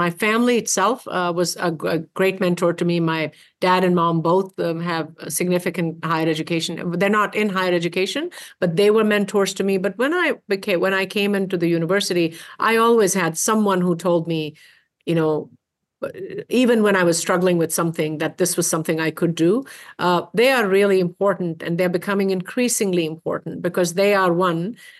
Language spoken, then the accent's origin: English; India; moved away as an adult; now in United States; Yes, I did. I left many, many moons ago now, but my early education and my 2 degrees are from India and then 2 from the United States.